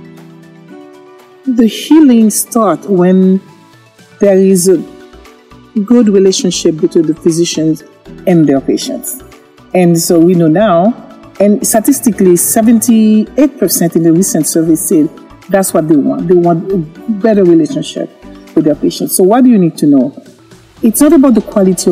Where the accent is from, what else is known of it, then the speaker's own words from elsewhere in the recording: Haiti; moved away; I'm originally from Haiti